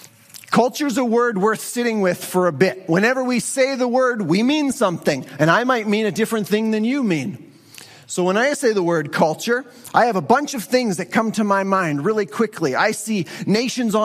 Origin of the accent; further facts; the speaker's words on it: Western Canada, Canadian Prairies, Canada; our Western Canadian culture